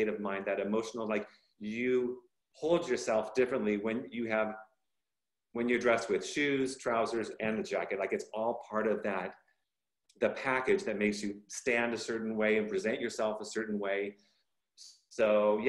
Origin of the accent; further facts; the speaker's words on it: Bay Area, Northern California, United States; also born or lived in Los Angeles, California; moved quite young to NoCal, Northern California, Bay Area. And so I have family and friends in down south. And then, of course, I grew up in Northern California